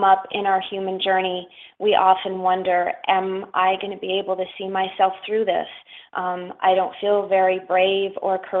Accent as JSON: {"language": "English", "town": "Schenectady", "region": "New York", "country": "United States", "also_born_or_lived": "the desert (US Southwest)", "moved": "as an adult", "said": "I'm from upstate New York, and actually I'm from Schenectady, New York"}